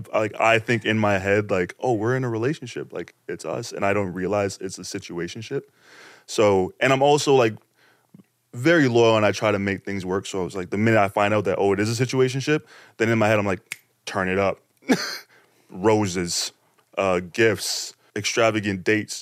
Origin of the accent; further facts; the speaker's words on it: Toronto, Ontario, Canada; in my hometown Toronto, Scarborough, this place called the Bluffs